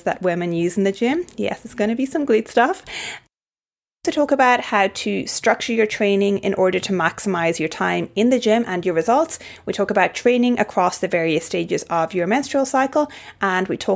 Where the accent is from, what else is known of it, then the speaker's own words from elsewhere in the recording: Ireland; now in Brisbane, Australia; I'm from Ireland